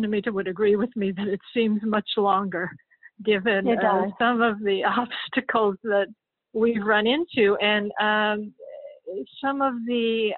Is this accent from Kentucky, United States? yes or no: yes; Kentucky, United States; moved away as an adult; also born or lived in New York; I'm originally from Kentucky, and I came up to New York in 1978